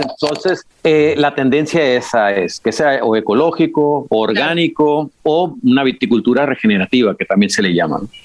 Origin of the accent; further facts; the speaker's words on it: Baja California, Mexico; moved away as an adult; also born or lived in La Rioja, Spain; now in Spain; Yo soy de Baja California, como, como bien dices, ¿no? Mexicano